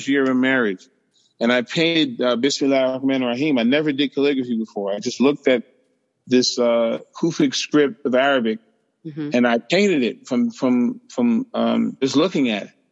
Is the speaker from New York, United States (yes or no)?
yes; New York, United States; I grew up in Harlem, 105th Street